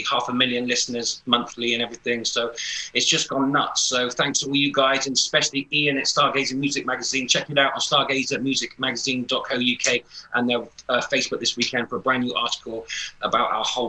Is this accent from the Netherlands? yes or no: no; Bristol, South West England, United Kingdom; Growing up in Bristol